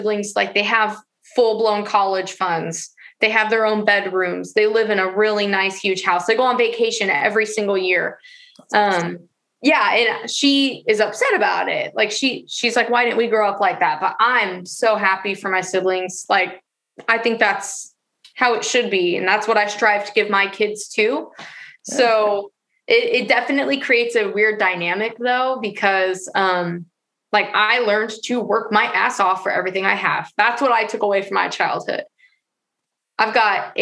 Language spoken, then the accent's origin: English; Portland, Oregon, United States; also born or lived in Florida; I was born in Portland